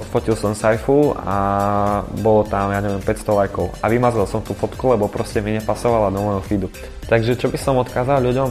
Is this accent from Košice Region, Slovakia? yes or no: yes; Košice, Košice Region, Slovakia; som Košičan, pôsobím v Košiciach, ale aj v Bratislave